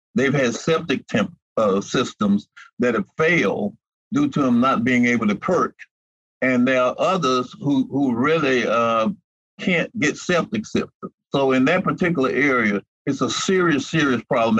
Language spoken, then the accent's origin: English; Mobile, Alabama, United States; ever since I've lived in Mobile and I was born in Mobile